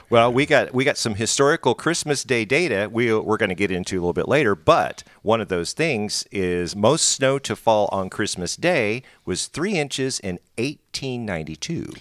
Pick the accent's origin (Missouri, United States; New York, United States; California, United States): Missouri, United States; Springfield; I'm from Springfield